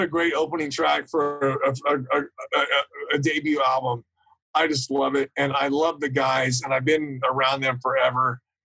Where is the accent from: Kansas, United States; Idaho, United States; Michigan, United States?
Kansas, United States; Topeka; I grew up in Topeka, Kansas, which is right in the middle of the country